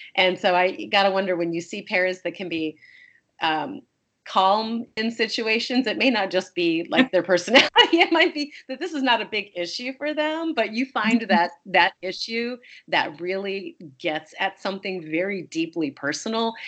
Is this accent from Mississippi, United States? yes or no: no; Wisconsin, United States; I was born in Wisconsin